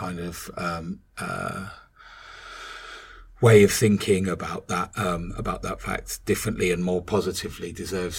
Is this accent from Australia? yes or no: no; Northern Ireland, United Kingdom; I was growing up in the Troubles, in Northern Ireland